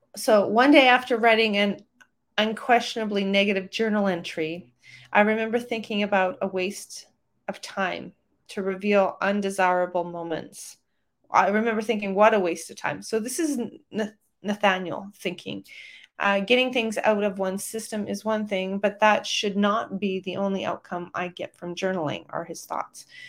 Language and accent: English; Calgary, Alberta, Canada; my hometown of Calgary, Alberta, Canada